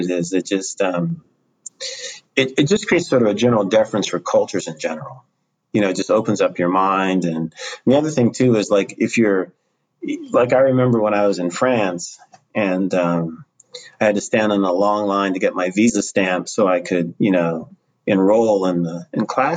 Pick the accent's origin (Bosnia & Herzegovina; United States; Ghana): United States; I'm not from here. I said, I'm from the U.S.